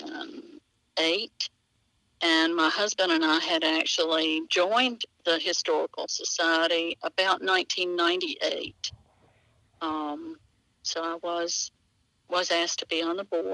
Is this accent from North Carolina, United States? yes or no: yes; Asheville, North Carolina, United States; My hometown is Asheville, North Carolina